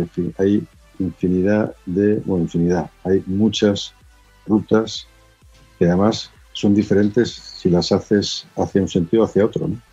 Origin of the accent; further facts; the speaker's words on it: Pamplona, Navarre, Spain; En Pamplona, mi tierra